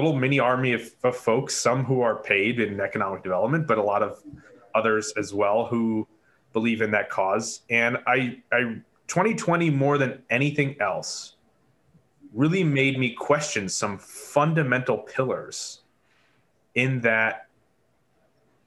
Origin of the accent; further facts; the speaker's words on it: Syracuse, New York, United States; I born and raised in Syracuse myself